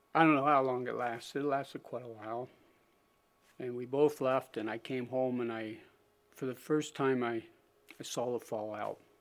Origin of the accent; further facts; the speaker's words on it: Springville, United States; also born or lived in Philadelphia; I was born in Philadelphia to loving parents. My dad, around, around the age of five, decided to, to move out, up into the country, so he bought a small 80 acre farm outside of Springville